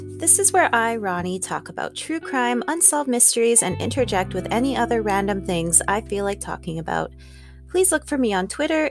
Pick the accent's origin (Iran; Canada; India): Canada; I am Canadian